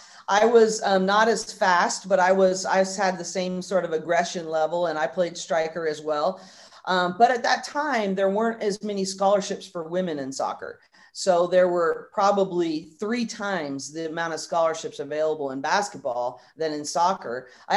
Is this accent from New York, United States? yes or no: no; Northern California, United States; I grew up in Northern California.